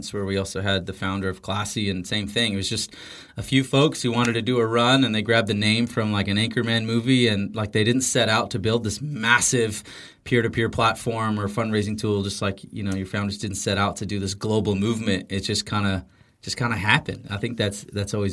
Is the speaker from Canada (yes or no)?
yes; Canada; being Canadian